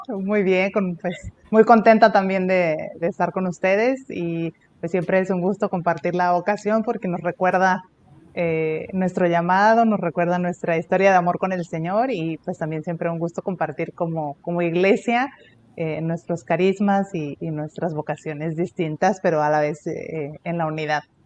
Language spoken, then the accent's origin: Spanish; Puebla, Mexico; moved away as an adult; also born or lived in Tampico, Tamaulipas; now in Monterrey, Mexico; soy de, soy de Puebla, aunque nací en Tamaulipas, ¿verdad? Yo nací en Tampico